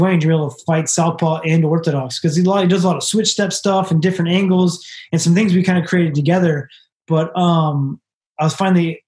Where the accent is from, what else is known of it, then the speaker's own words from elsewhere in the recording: Sacramento, California, United States; I'm from Sacramento